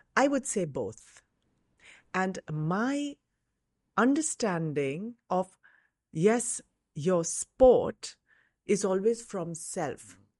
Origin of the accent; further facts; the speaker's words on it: Mumbai, Maharashtra, India; I grew up in Bombay.